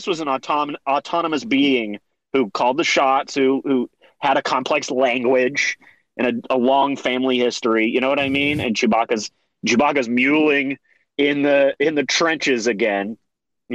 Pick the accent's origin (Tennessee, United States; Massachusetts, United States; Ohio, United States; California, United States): Tennessee, United States; I'm from the Bible Belt. And I'm from Tennessee and stuff. I'm in Tennessee now